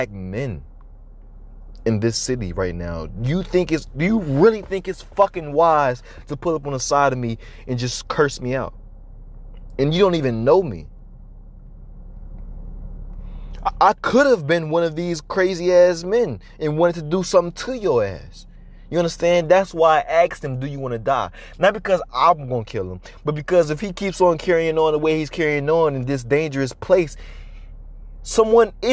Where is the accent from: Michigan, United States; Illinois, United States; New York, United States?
Illinois, United States; Chicago; growing up in Southside Chicago